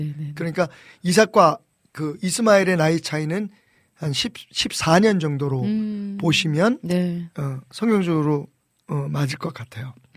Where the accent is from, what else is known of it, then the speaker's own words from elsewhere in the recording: Seoul, South Korea; 나 전남 출신 아닌데 나는 우리 아버님은 북청이고 저는 서울이고